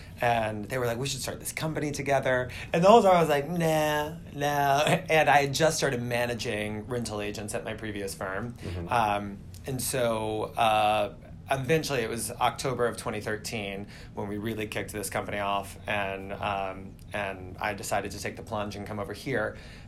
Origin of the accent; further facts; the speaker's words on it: Southern United States, United States; now in New York, United States; I moved here from the South originally.